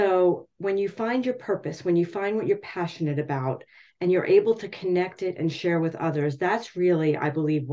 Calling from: Hackettstown, New Jersey, United States; I am coming from Hackettstown, New Jersey, the home of the M&M.

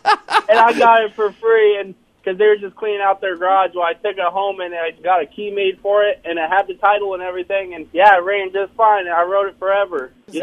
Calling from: Waukee, Iowa, United States

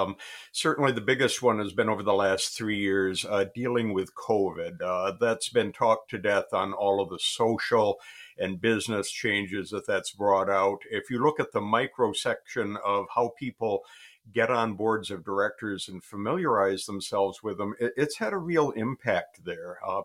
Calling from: Michigan, United States; Michigan. The very beginning of autumn here.

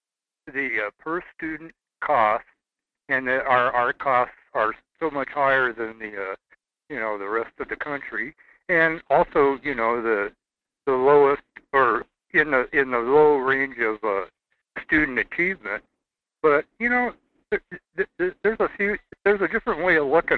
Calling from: Seward, Alaska, United States; I'm calling you from Seward.

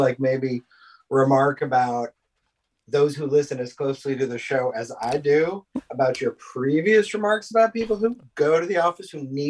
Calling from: Washington, District of Columbia, United States; I'm from DC.

